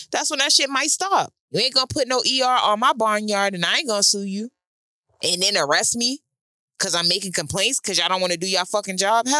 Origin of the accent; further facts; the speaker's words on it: Boston, Massachusetts, United States; Oh, I'm from Boston.